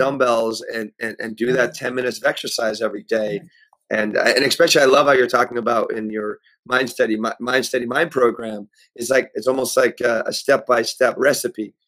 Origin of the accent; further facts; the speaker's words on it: Pennsylvania, United States; also born or lived in New York; I was raised in Pennsylvania in this house I'm in right now